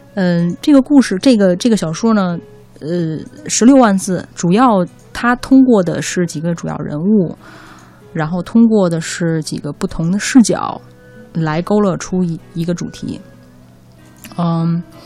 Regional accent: Beijing, China; 我是比较土生土长的，呃，北京人

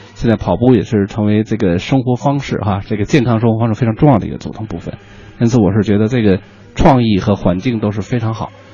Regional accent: Sichuan, China; 其实我也是四川人

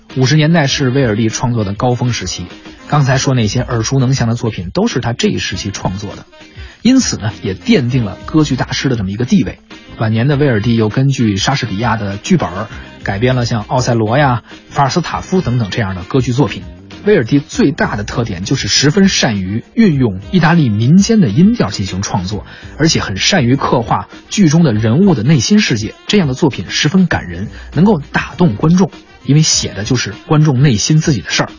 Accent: China; 我们中国人

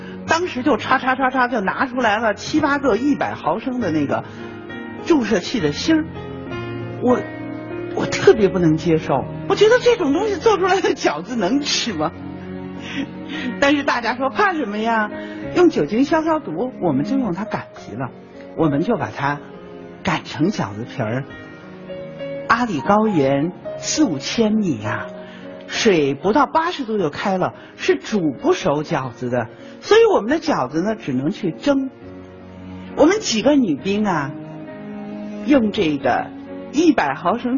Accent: China; 春节是我们中国人最重要的节日啊！

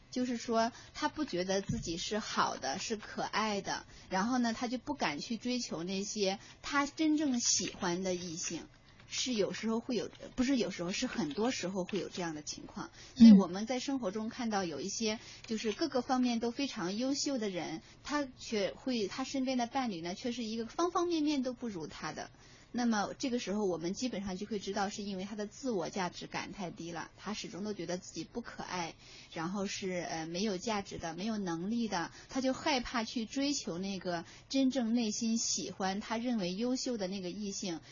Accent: China; 我们中国人呐，在谈恋爱的时候，过于去追求那个所谓的安全感

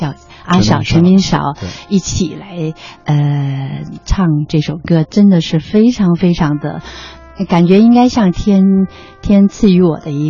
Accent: Wuhan, Hubei, China; 我是武汉人。

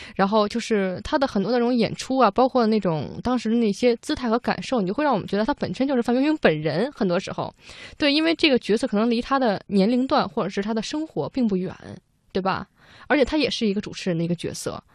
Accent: Beijing, China; 因为我是北方人啊，我北京人，我对这个南方语系不了解

